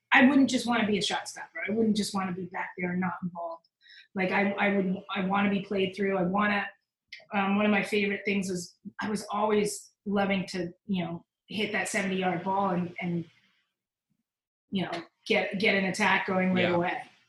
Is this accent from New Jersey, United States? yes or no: yes; Princeton, New Jersey, United States; I grew up in Princeton